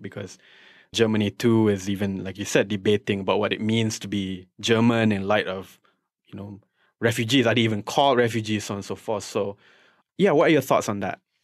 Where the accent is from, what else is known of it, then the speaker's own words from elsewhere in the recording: Shah Alam, Selangor, Malaysia; English is a second language; I'm from Shah Alam